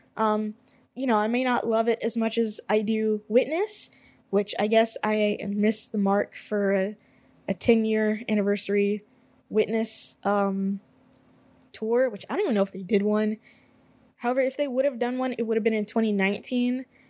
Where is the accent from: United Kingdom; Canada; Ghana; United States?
United States; I am an American